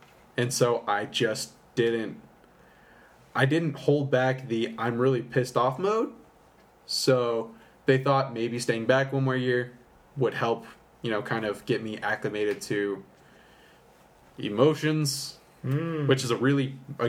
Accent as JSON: {"language": "English", "town": "Amarillo", "region": "Texas", "country": "United States", "tie": "born or raised there", "said": "From the beginnings, I was born and raised here in Amarillo, Texas. Born April 4th, 1995."}